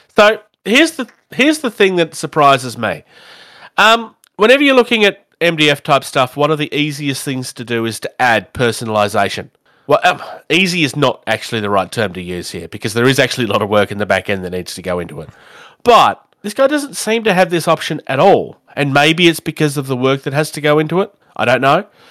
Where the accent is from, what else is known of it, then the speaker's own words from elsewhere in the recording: Australia; I'm an Australian